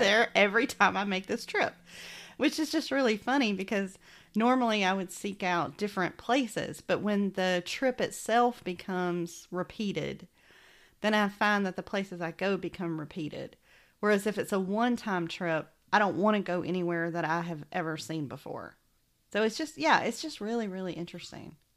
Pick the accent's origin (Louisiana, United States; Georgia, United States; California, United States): Georgia, United States; Macon; accent: Southern; moved away; my accent was hysterical to people who were not from Macon, Georgia